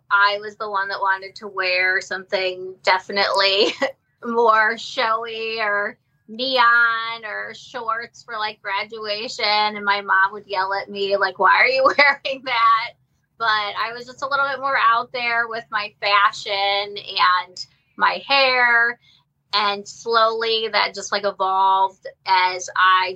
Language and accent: English; Ohio, United States; I'm from Ohio and I went to Akron University